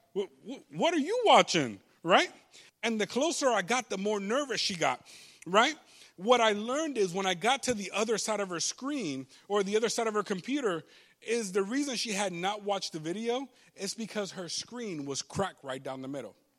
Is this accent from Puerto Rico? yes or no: yes; Puerto Rico; first language Spanish; English is a second language; moved away; I grew up in Puerto Rico, so I learned Spanish before I did English.